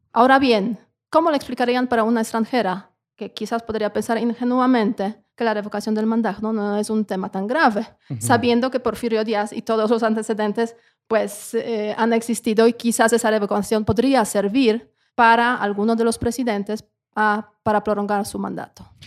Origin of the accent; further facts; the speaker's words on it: Poland; Spanish is a second language; now in Mexico; una polaca en México